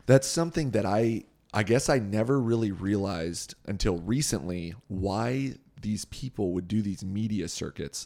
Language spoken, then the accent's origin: English; Southern California, United States; also born or lived in Thousand Oaks, California; We grew up in Southern California.